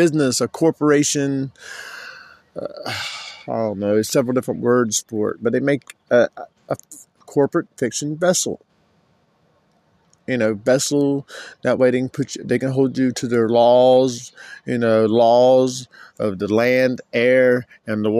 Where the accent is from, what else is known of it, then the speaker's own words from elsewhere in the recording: Florida, United States; I'm from Florida, so I'd be considered a Florida state national